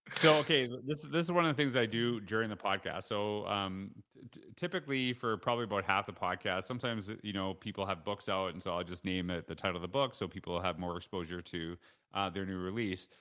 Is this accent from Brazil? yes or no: no; Saskatchewan, Canada; also born or lived in Alberta; now in Stony Plain, Canada; I grew up in Saskatchewan